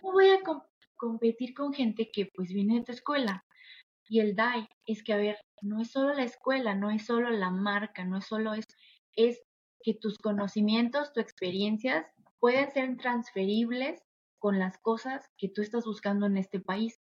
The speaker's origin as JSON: {"language": "Spanish", "country": "Mexico", "said": "soy latina. Soy de un país que la verdad eh, es muy generoso, es muy amoroso también. Em, las personas mexicanas yo siento que siempre tendemos la mano"}